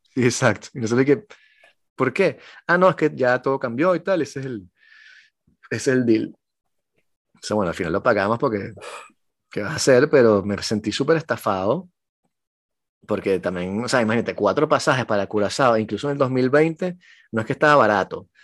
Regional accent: Venezuela; now in France; yo soy un venezolano que escribe en francés

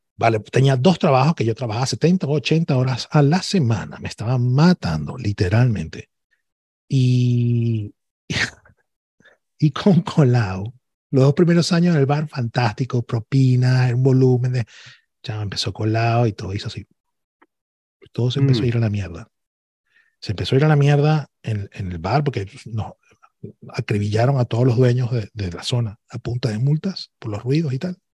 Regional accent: Venezuela; moved away as an adult; now in Barcelona, Spain; yo soy venezolano

